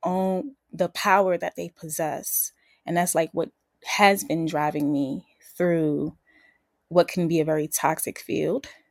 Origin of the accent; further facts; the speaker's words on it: New York City, New York, United States; from the BX. Um Boogie Down South Bronx.